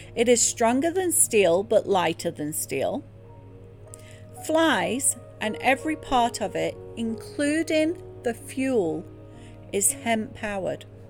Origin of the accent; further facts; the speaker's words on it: England, United Kingdom; now in United States; growing up in England in a Church of England school